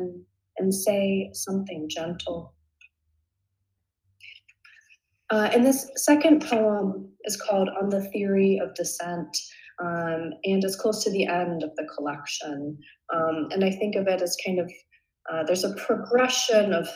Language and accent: English; Ashland, Oregon, United States; moved away; also born or lived in Bay Area, California; I'm from Ashland, Oregon. So it's a small town in Southern Oregon and it's famous for its Shakespeare Festival. So I grew up with kind of Shakespeare in my veins a little bit.